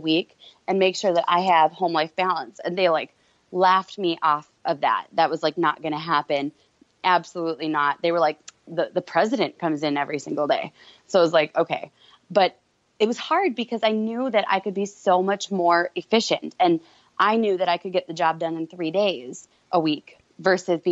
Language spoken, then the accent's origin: English; Minnesota, United States; I'm from Minnesota, which is in the Midwest